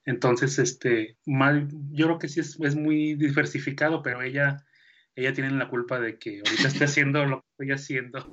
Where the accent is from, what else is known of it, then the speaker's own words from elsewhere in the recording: Mexico; Yo soy mexicano porque yo aquí nací